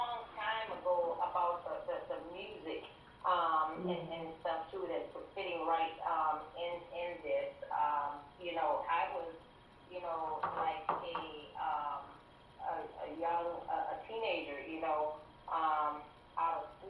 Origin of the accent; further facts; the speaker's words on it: Tampa, Florida, United States; I'm from Florida, Tampa area